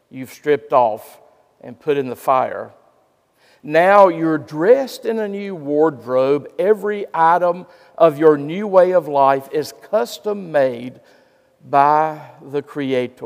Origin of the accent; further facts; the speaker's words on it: Gastonia, North Carolina, United States; In my hometown of Gastonia, North Carolina